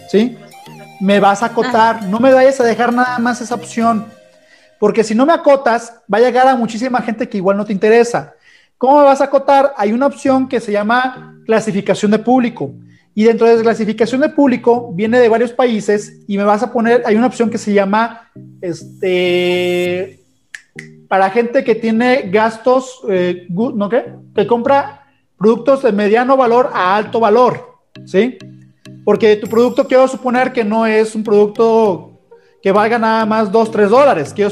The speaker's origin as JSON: {"language": "Spanish", "country": "Ecuador", "said": "Eh, de Ecuador."}